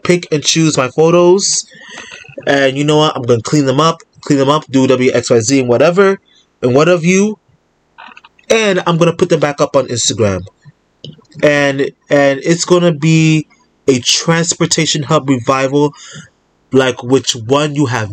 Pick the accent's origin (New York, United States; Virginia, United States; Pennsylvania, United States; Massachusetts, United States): New York, United States; New York City; I'm a New Yorker.